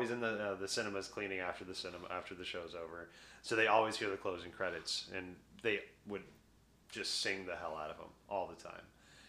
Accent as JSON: {"language": "English", "region": "the South", "country": "United States", "tie": "born or raised there", "said": "I grew up in the South. I understand that."}